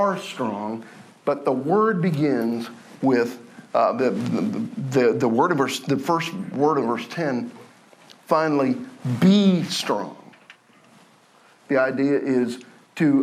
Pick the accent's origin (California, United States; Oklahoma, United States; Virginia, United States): Oklahoma, United States; I'm from Oklahoma